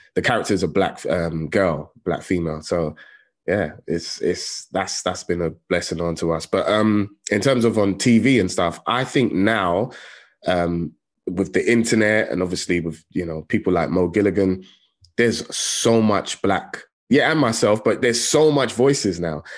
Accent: London, United Kingdom; I grew up in Tottenham

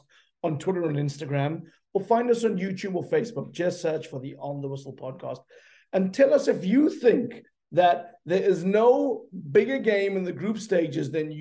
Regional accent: South Africa; I was a South African.

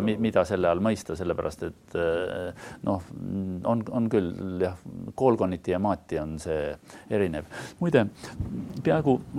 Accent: Estonia; first language Estonian; ma olen ikkagi täiesti eestlane

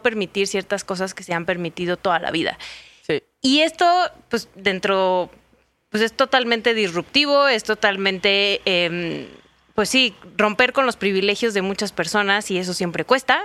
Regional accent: Sonora, Mexico; Yo soy de Sonora

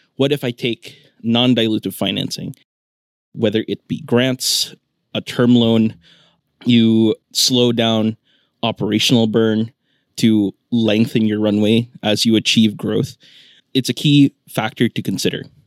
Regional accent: Philippines; moved away as an adult; also born or lived in New York, United States; I grew up in the Philippines. I went to grade school and high school here

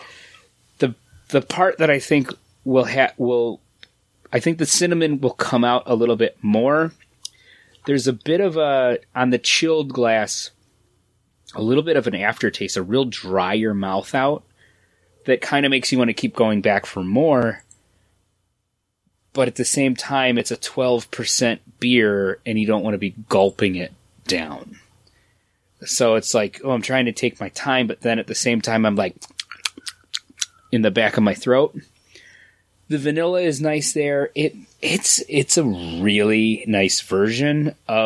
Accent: United States; I'm American.

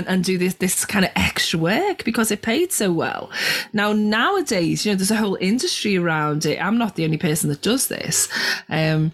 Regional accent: Liverpool, North West England, United Kingdom; when I grew up in Liverpool, not a lot going on

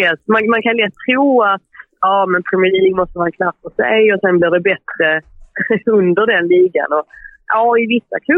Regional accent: Sweden; moved away as an adult; now in England, United Kingdom; när man som svensk hör av sig

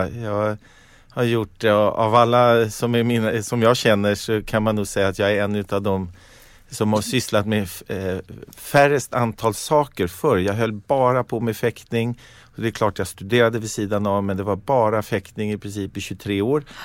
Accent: Stockholm, Stockholm County, Sweden; Jag gick i skolan eh, inte långt härifrån, i Franska skolan.

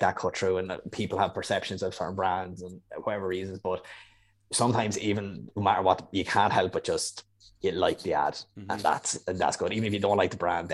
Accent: Ireland; moved away as an adult; an Irishman who started during COVID working remotely

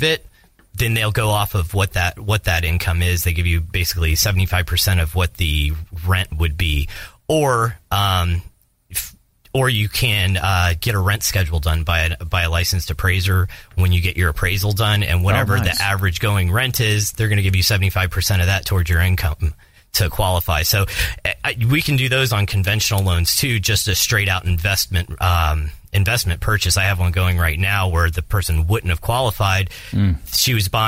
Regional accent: Tampa, Florida, United States; I'm actually from Tampa and I'm one of the few people that are

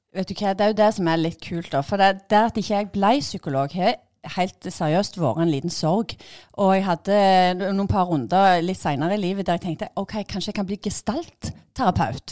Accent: Bryne, Rogaland, Norway; jeg er gymlærer fra Bryne

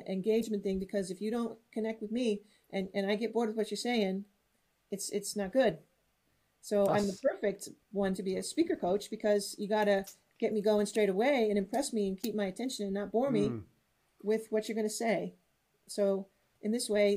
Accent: United States; first language English; now in Netherlands; I'm American living in Europe, living in the Netherlands, so I could use my native English

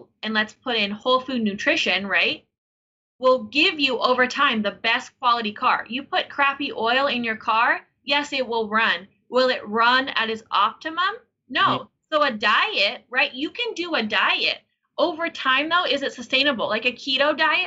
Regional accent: Denver, Colorado, United States; I was born in Denver, Colorado

